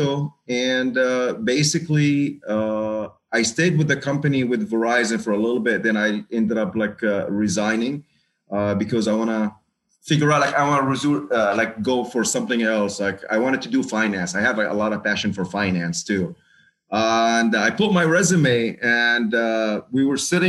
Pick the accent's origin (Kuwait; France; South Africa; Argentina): Kuwait; moved away; also born or lived in Lebanon; I was born and raised in Kuwait